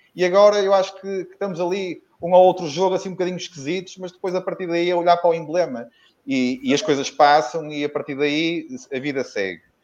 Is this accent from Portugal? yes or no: yes; Porto, Norte, Portugal; como sou do Porto, apesar de ser vitoriano desde que nasci